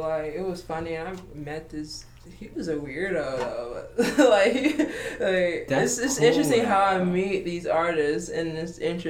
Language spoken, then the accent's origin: English; Georgia, United States; I'm visiting here from Georgia right now, so we just, you know, we chilling. You know, this is always home.